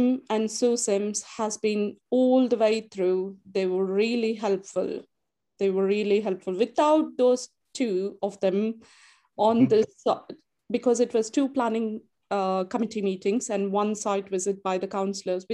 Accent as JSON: {"language": "English", "country": "India", "tie": "born or raised there", "also_born_or_lived": "Sandwell, West Midlands", "moved": "yes", "lives_now": "United Kingdom", "said": "I was born and brought up in India"}